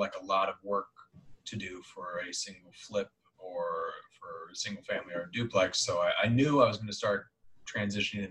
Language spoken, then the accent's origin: English; Denver, Colorado, United States; born and raised in Denver, Colorado